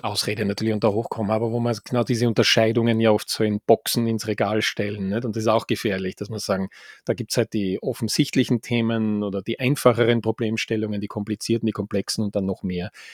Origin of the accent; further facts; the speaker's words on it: Graz, Styria, Austria; now in Vienna, Austria; aus meiner Heimat Gemeinde, hätte ich jetzt fast gesagt, Heimatstadt Graz.